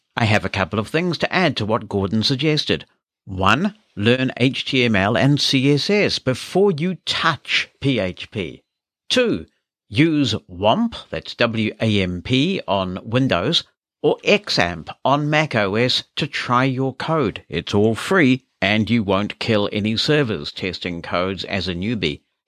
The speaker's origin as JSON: {"language": "English", "country": "New Zealand", "said": "I'm a New Zealander"}